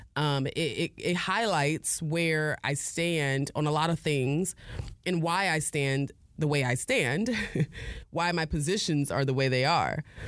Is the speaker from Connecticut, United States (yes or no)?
yes; New Haven, Connecticut, United States; I was born in New Haven, Connecticut